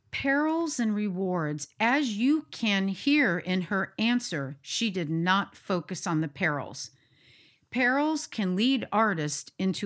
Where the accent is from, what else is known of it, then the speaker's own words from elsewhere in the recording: United States; Embrace the jazz, the countryside. And then me being American.